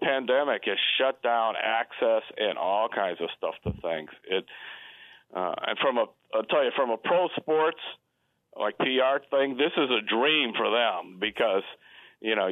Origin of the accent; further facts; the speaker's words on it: Cleveland, Ohio, United States; I grew up in Cleveland.